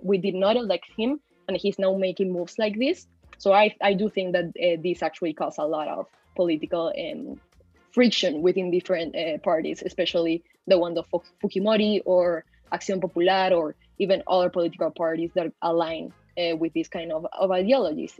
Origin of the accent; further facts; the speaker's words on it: Peru; also born or lived in Mexico; I've been raised in Peru most of my life. I'm currently located here